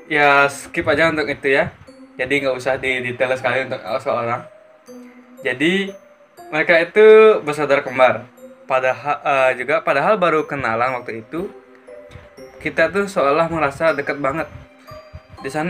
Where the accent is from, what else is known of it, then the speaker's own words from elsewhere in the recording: Gianyar, Bali, Indonesia; Sementara aku dari Gianyar.